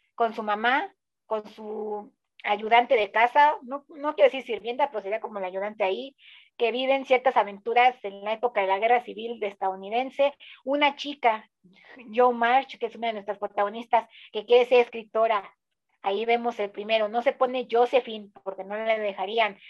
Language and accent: Spanish; Mexico; tres mexicanos aquí hablándoles